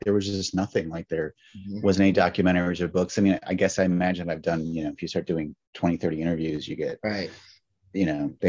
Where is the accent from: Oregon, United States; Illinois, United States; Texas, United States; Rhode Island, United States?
Illinois, United States; Chicago; and I'm from Chicago.